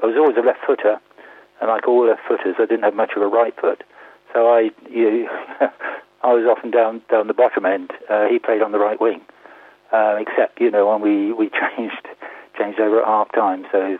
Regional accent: High Wycombe, South East England, United Kingdom; also born or lived in Marlow; I was born in Richardson Street, and I went to school. The school then was in the town. I think it's called John Hampton School now. It was the Wycombe Technical High School then, opposite the Rye. I did live in Marlow. So, yes, I've always been a Wycombeite

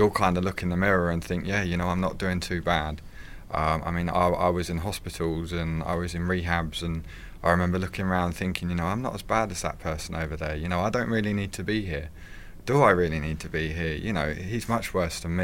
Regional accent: Wickham, United Kingdom; I was brought up in Wickham. I went to school in Wickham

